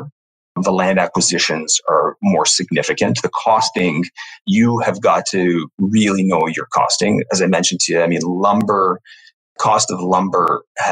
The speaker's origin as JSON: {"language": "English", "town": "Toronto", "region": "Ontario", "country": "Canada", "tie": "born or raised there", "said": "I grew up in Toronto, you know, downtown Toronto proper"}